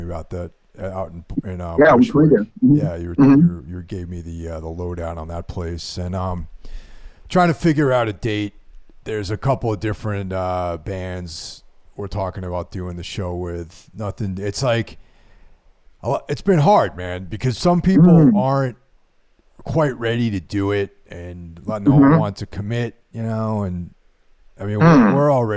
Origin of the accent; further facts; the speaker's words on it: Hudson Valley, New York, United States; I hail from the Hudson Valley